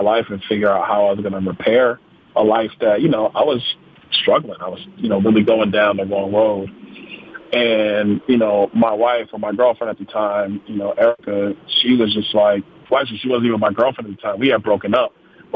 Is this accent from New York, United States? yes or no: yes; New York City, New York, United States; now in Naples, Florida, United States; I'm from Brooklyn, New York, originally